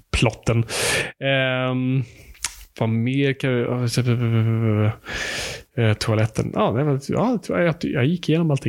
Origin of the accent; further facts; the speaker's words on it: Finland; jag är finsk.